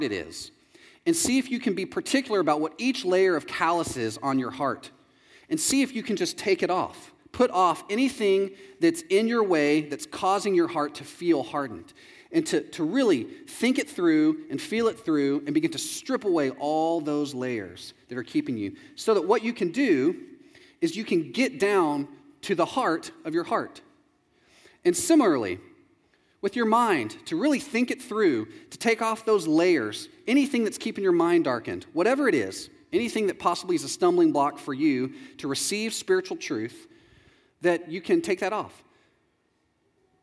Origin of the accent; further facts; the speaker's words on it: Texas, United States; moved away as an adult; also born or lived in Chicago; I'm from Texas